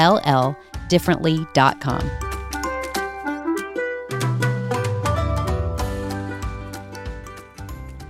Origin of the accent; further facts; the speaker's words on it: Georgia, United States; moved away as an adult; now in Birmingham, United States; we're originally from Georgia